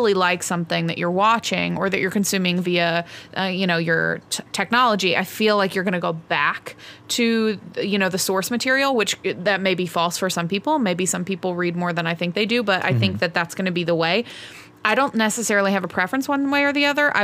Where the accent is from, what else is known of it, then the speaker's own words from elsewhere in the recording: Texas, United States; I am from Texas